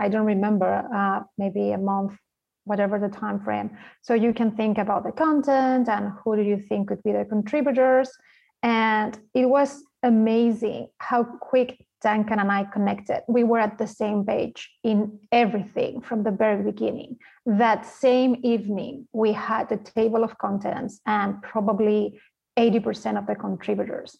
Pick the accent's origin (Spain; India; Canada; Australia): Spain; English is a second language; moved away; I'm from Spain, as you can tell by the accent